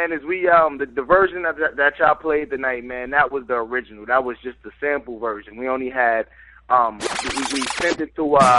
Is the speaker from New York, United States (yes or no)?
yes; New York City, New York, United States; now in North Carolina, United States; I'm from Harlem. You know what I'm saying? I'm born out there, raised out there a little bit. Now I moved to NC. Been out here for some years